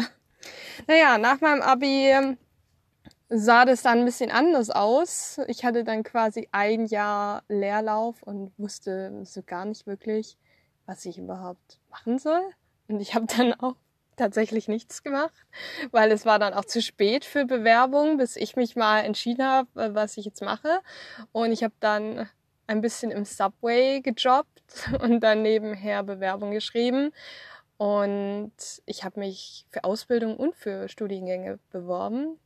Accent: Swabia, Germany; moved away as an adult; also born or lived in Thuringia / Outback, Queensland, Australia; now in Australia; ich komme aus dem Schwabenland, also ich bin im Schwabenland aufgewachsen

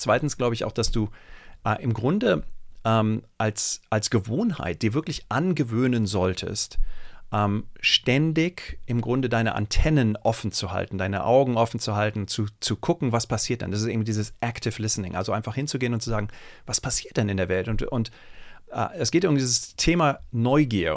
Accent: Germany; ich bin äh, in Deutschland zur Schule gegangen, das ist allerdings auch schon irgendwie 25, 30 Jahre her

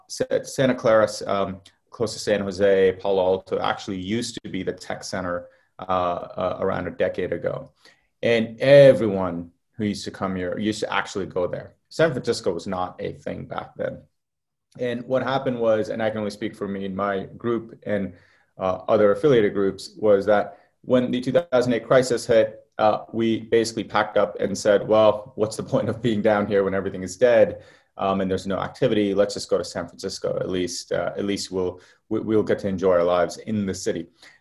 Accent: Qatar; moved away; So I was born in the Middle East in a place called Qatar. It was actually the military base for the US. So I actually grew up around a lot of US military planes. Lived there for quite a while. We actually moved out because of the Gulf War.

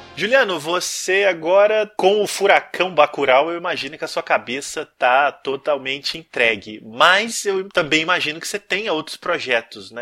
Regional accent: interior of Minas Gerais, Brazil; eu sou de uma cidade do interior de Minas

